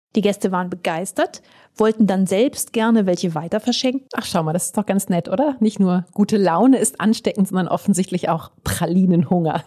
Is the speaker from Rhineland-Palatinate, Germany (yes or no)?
no; Aachen, North Rhine-Westphalia, Germany; meine Heimatstadt Aachen